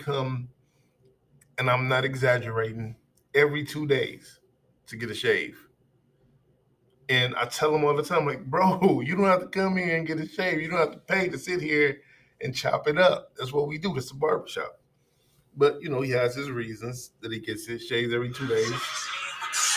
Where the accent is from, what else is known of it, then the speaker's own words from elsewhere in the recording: Chicago, Illinois, United States; now in Minnesota, United States; Now, I'm from Chicago. I live here in Minnesota, like I said, but a lot of my life was spent in Chicago, especially my formative years.